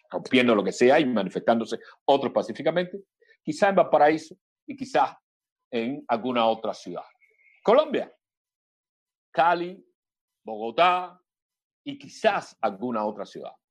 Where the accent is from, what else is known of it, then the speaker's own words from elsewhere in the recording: Cuba; Ustedes desde ahí interesados, afortunadamente, desde allá en los asuntos nuestros como cubanos